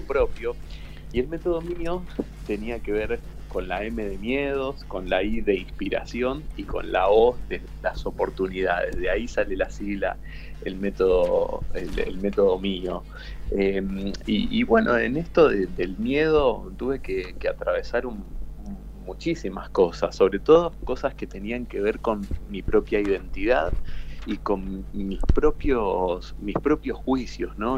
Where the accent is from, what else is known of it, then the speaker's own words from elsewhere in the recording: Aldo Bonzi, Buenos Aires Province, Argentina; also born or lived in Parque Patricios, Buenos Aires; Aldo Bonzi es una pequeña localidad que está en el partido de La Matanza, a unos 20 minutos de la Universidad de La Matanza. Y, bueno, eh, ahí me crié toda mi infancia, mi adolescencia eh, y mi joven adultez.